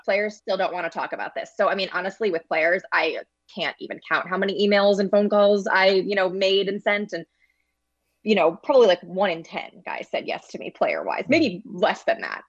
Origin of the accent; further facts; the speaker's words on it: St. Louis, Missouri, United States; I grew up in Saint Louis, was a Cardinals fan as a kid